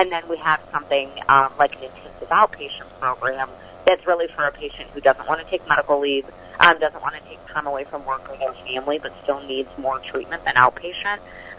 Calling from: Chicago, Illinois, United States; So I'm calling in from Chicago today.

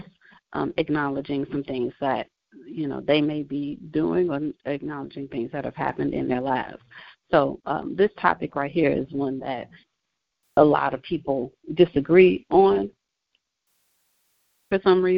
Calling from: Indiana, United States; I am calling from Indiana

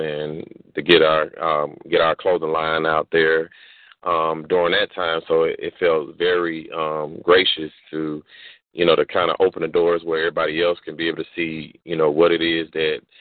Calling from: Jonesboro, Georgia, United States; I'm calling in from Jonesboro, Georgia

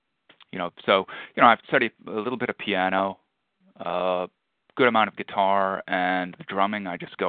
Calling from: just outside of Queens, New York, United States; Calling in from just outside of Queens, New York.

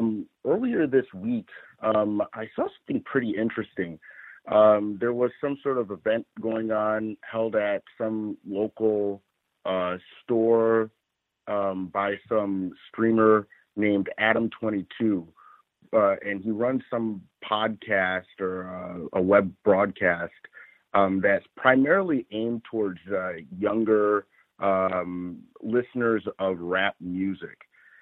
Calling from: Los Angeles, California, United States; I'm calling from Los Angeles.

